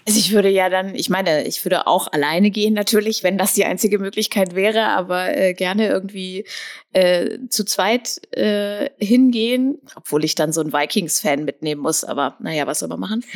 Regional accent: Braunschweig, Lower Saxony, Germany; Ich bin in Braunschweig aufgewachsen

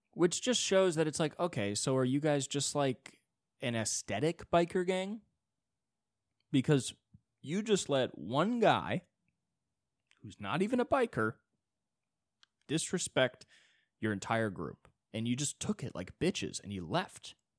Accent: United States; I'm an American

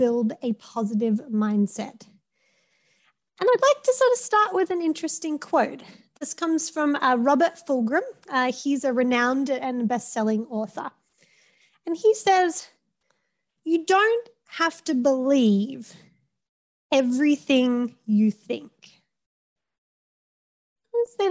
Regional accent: Australia; now in Madison, United States; You can tell by my accent and by my name gives it away, I am Australian

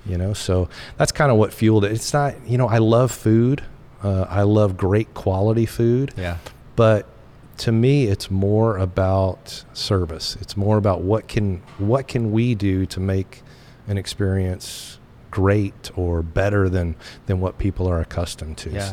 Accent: Tennessee, United States; also born or lived in Columbus, Ohio; now in Lynden, United States; growing up in Tennessee, Southern hospitality, I was a yes, ma'am, no, ma'am, yes, sir, no, sir, kind of guy.

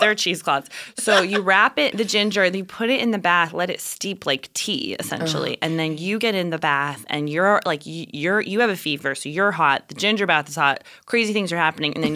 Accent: New Mexico, United States; growing up in New Mexico

